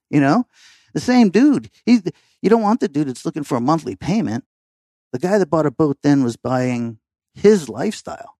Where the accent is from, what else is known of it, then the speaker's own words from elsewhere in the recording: Fort Lauderdale, Florida, United States; also born or lived in Massachusetts; growing up in downtown Fort Lauderdale